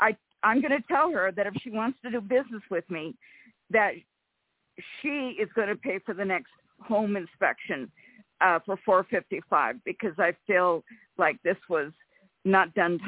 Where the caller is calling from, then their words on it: Rancho Cordova, California, United States; from Rancho Cordova.